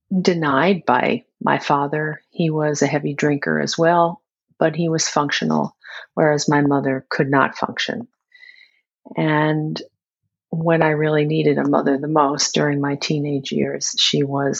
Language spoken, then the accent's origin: English; New York City, New York, United States; now in upstate New York, United States; I was born and raised in Queens. But now I live in upstate New York